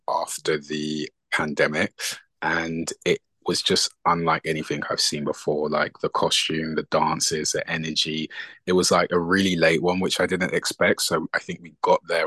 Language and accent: English; England, United Kingdom; moved away as an adult; also born or lived in London; now in Los Angeles, United States; I'm Nigerian. My parents were born in Nigeria, and I was born and raised in England